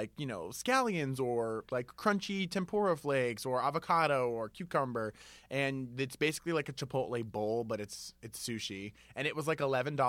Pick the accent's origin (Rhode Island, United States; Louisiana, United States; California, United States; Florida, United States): Rhode Island, United States; Cranston; I'm from Cranston.